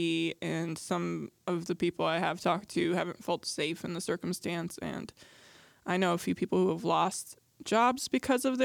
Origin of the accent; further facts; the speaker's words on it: Midwest, United States; I'm from the Midwest